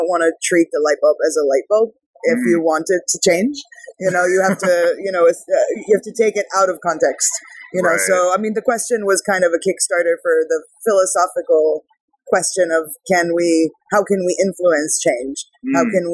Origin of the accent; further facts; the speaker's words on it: California, United States; moved away as an adult; also born or lived in Israel; now in Prague, Czech Republic; I was born in Israel. I grew up in California, and now I live in Prague, Czech Republic, working remotely